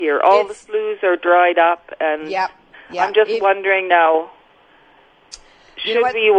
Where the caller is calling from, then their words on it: Maryfield, Saskatchewan, Canada; From Maryfield, Saskatchewan.